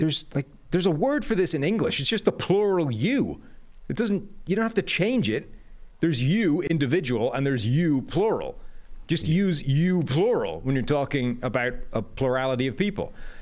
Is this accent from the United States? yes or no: yes; California, United States; For me, it's you guys, since I'm from Southern California.